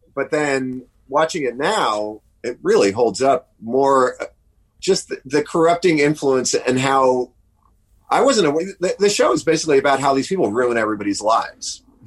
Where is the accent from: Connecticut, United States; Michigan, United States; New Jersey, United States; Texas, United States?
New Jersey, United States; moved away as an adult; now in New York, United States; my childhood was was in it was in Jersey, but and then since uh, and then then I left home when I was like 17